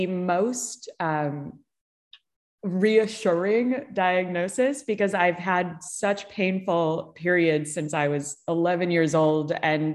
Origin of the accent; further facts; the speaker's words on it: Chicago, Illinois, United States; now in California, United States; I grew up in Chicago